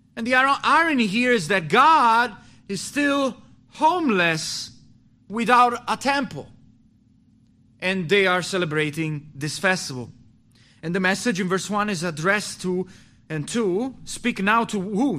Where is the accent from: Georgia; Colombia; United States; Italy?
Italy; moved away as an adult; also born or lived in North Italy / Milan; I left my hometown to go to North Italy to plant a church with a pastor